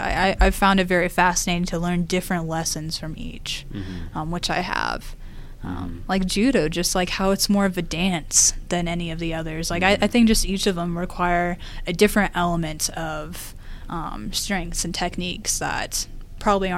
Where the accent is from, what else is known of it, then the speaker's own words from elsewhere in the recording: the South, United States; I'm from the South